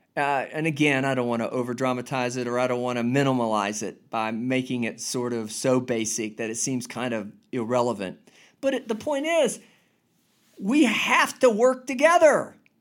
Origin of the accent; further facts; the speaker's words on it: United States; I'm an American, United States of America